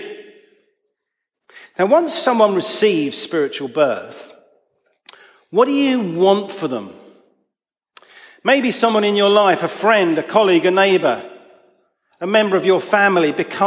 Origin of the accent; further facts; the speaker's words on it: Chessington, London, United Kingdom; the church I grew up in Chessington